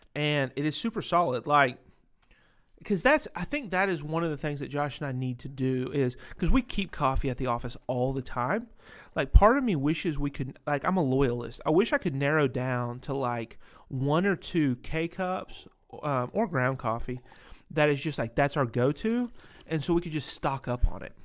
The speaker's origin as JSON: {"language": "English", "town": "Winston-Salem", "region": "North Carolina", "country": "United States", "tie": "born or raised there", "also_born_or_lived": "Ohio / Pennsylvania", "said": "I moved to North Carolina, which is, uh, Racing Hub U S"}